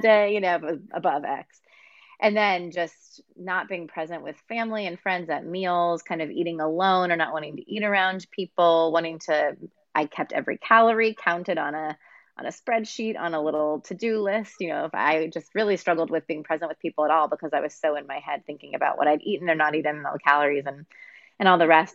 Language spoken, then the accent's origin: English; Texas, United States; also born or lived in Pennsylvania; I moved from Pennsylvania to Texas against my will as an eight year old